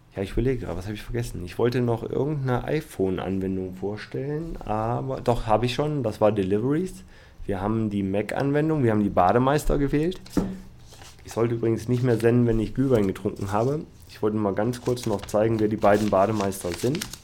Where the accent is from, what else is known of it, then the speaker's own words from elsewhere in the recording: Düsseldorf, North Rhine-Westphalia, Germany; aus meiner Heimat, also in Düsseldorf